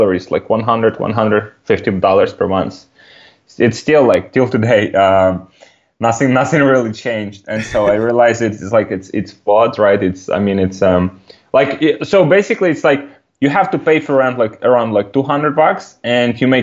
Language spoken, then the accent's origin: English; Ukraine; English is a second language; I'm from Ukraine